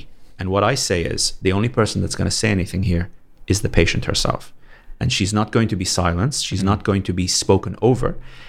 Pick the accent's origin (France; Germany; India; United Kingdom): United Kingdom; London; moved away as an adult; also born or lived in Canada; now in Saudi Arabia; I was born and brought up in London.